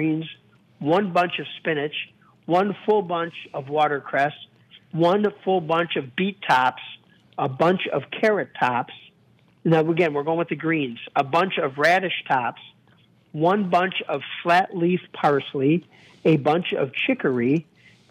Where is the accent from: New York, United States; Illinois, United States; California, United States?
Illinois, United States; Chicago; accent: Chicago; my Chicago accent